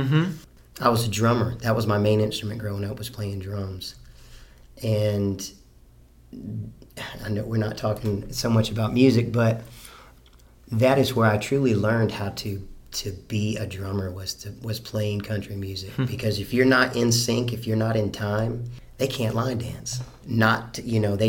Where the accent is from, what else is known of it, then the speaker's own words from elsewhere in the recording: Fayetteville, North Carolina, United States; Born and raised in Fayetteville, North Carolina